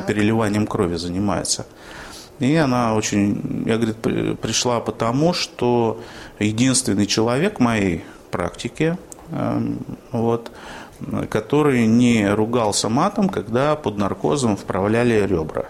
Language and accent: Russian; Yaroslavl, Yaroslavl Oblast, Russia; born or raised there; moved away as an adult; now in Orenburg, Russia